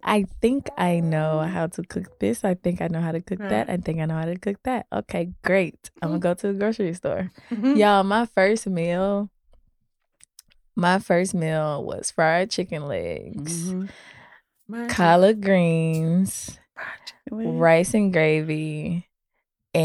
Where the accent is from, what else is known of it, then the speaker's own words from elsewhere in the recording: Florida, United States; moved away as an adult; I'm from Florida. Mm-hmm. So I came up here from Florida